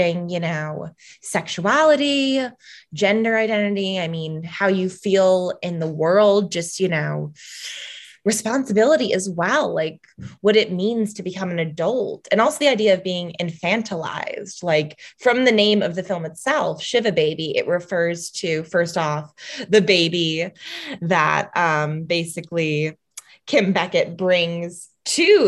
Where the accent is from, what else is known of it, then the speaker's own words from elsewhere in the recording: Chicago, Illinois, United States; I grew up in the North Shore of Chicago, which is predominantly Jewish.